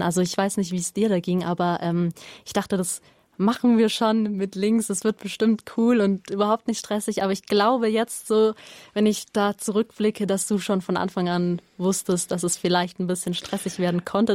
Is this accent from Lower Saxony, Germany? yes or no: no; Oberstdorf, Bavaria, Germany; ich komme aus Oberstdorf